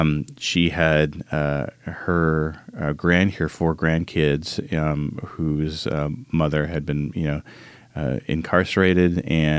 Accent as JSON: {"language": "English", "region": "Arizona", "country": "United States", "tie": "born or raised there", "said": "I grew up in Arizona with a single mom who was codependent"}